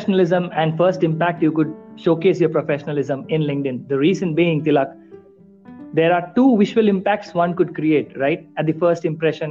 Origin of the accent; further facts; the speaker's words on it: India; me being an Indian